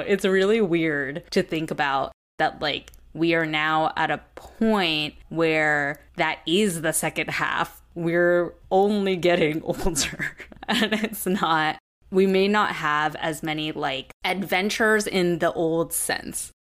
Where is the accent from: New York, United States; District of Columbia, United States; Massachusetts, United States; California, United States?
California, United States; Southern; moved away as an adult; moving back to Jesse and my hometown in Southern California